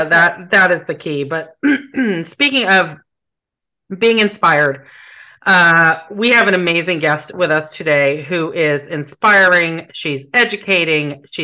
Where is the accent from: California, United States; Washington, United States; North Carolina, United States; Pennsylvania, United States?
Washington, United States; Seattle; the Great White North, as we used to refer to it when I was growing up in Seattle.